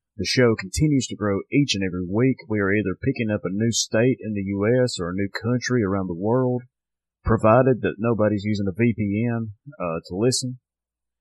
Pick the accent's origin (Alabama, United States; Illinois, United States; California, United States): Alabama, United States; Northwest; Southern Package, my hometown craft beer shop